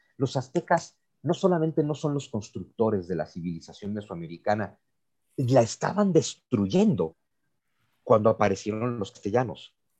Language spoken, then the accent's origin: Spanish; Mexico